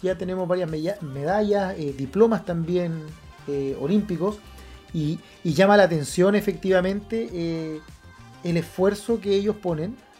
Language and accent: Spanish; Chile